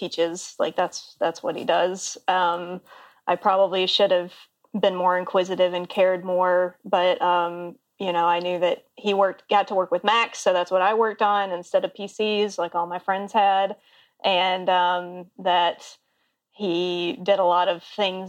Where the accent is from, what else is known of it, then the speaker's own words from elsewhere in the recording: Auburn, Alabama, United States; moved away as an adult; also born or lived in Baltimore / Boston / Columbia, South Carolina / Austin, Texas; now in Seattle, United States; I grew up in Auburn.